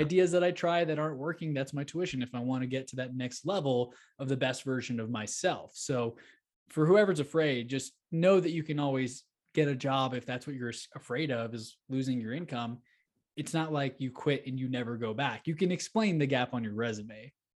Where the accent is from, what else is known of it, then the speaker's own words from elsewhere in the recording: Houston, Texas, United States; moved away as an adult; now in Denver, United States; I grew up in Houston, Texas, and Sugarland area